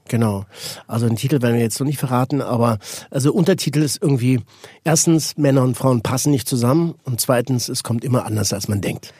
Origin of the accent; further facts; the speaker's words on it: Switzerland; ich bin Schweizer.